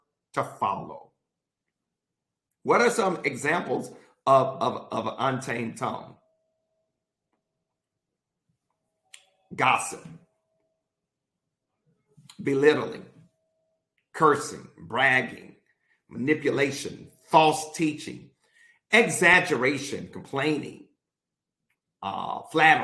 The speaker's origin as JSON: {"language": "English", "region": "Mississippi", "country": "United States", "said": "I'm from Mississippi"}